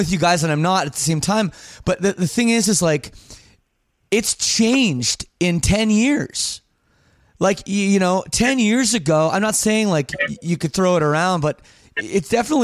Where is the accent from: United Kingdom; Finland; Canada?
Canada; also born or lived in Windsor, Ontario; It's my right as a Canadian